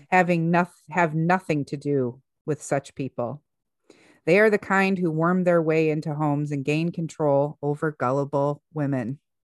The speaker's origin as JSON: {"language": "English", "country": "United States", "said": "here we are as American citizens"}